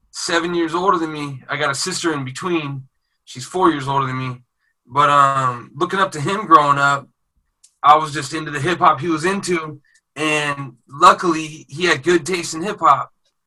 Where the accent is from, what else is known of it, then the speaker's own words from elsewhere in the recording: Oregon, United States; also born or lived in Riverside, California; I grew up multiracial up there. But I'm originally from SoCal.